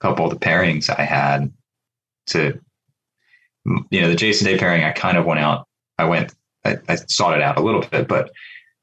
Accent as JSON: {"language": "English", "region": "Pennsylvania", "country": "United States", "said": "my home state"}